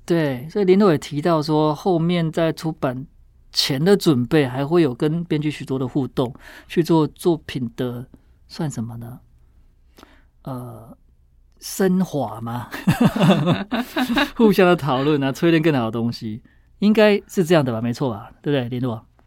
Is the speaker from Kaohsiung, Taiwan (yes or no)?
no; Taichung, Taiwan; 我也是台中人欸